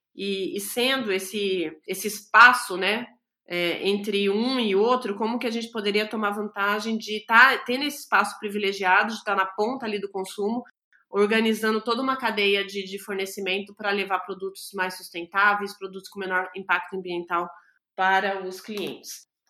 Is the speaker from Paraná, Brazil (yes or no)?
no; São Paulo, Brazil; also born or lived in São José dos Campos; eu sou de São Paulo, sou nascida em São Paulo